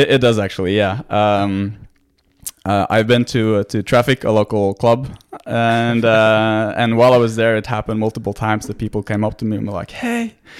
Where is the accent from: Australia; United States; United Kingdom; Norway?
Norway; English is a second language; born and raised in Norway, so I'm I'm Norwegian, 100%